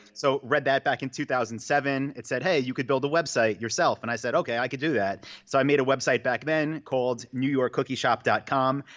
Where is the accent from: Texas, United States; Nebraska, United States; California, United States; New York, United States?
New York, United States; moved away as an adult; also born or lived in Asia; now in Austin, United States; I'm from New York